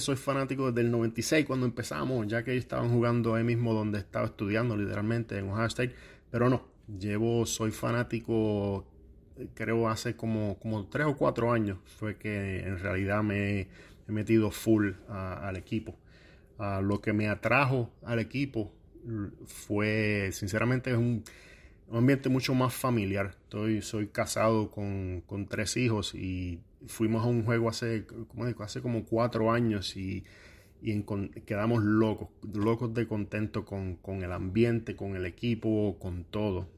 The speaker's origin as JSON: {"language": "Spanish", "country": "Puerto Rico", "tie": "born or raised there", "moved": "as an adult", "lives_now": "Columbus, United States", "said": "soy natural de Cabos, Puerto Rico"}